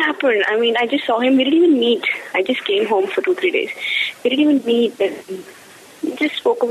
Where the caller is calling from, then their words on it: Bangalore, Karnataka, India; Yeah, I'm calling from Bangalore. I first caller who called from Bangalore.